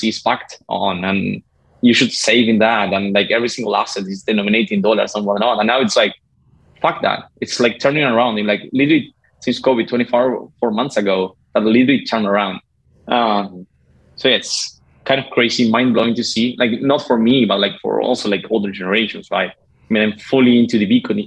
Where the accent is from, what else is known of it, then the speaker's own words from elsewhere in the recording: Uruguay; I'm from Uruguay.